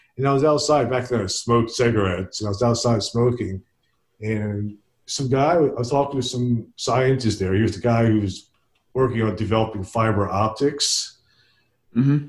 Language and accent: English; Princeton, New Jersey, United States; Princeton, which is my hometown